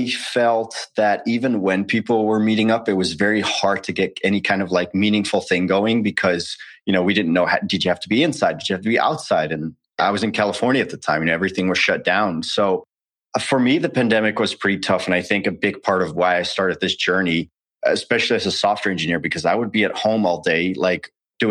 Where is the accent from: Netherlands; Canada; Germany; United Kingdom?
Netherlands; moved away as an adult; also born or lived in United States; born and raised in the Netherlands, lived there for 20 years until I enlisted